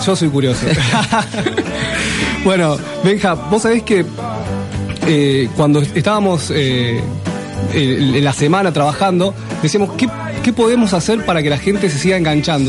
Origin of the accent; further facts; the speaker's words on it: Rosario, Santa Fe, Argentina; yo que soy rosarino